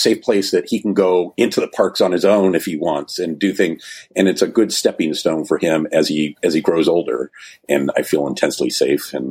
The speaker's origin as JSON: {"language": "English", "region": "Southern California", "country": "United States", "tie": "born or raised there", "said": "I grew up in Southern California"}